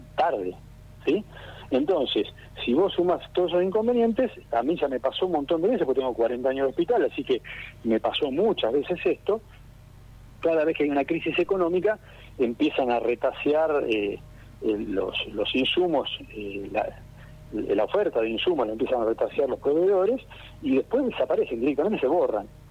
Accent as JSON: {"language": "Spanish", "country": "Argentina"}